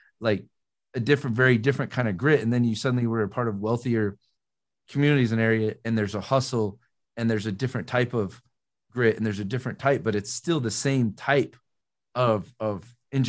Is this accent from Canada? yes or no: no; Des Moines, Iowa, United States; moved away; I grew up in the city in Iowa. So I grew up in Des Moines